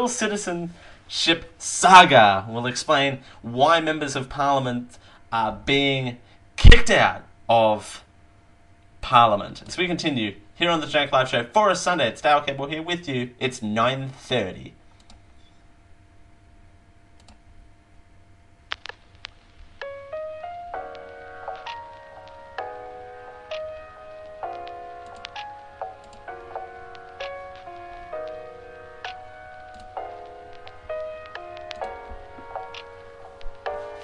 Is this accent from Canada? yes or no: no; Australia; I'm Australian